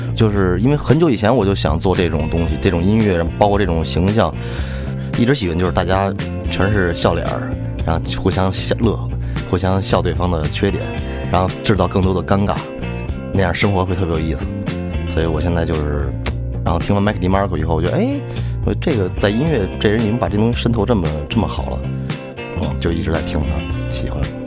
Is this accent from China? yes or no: yes; Beijing, China; 就是北京可能第一个live house，八十年代， 叫外交人员夜总会， 就， 就那个， 那个场面比现在的场面混乱多了，我妈给我讲，就是更疯狂，更混乱， 然后从小就在那儿长大的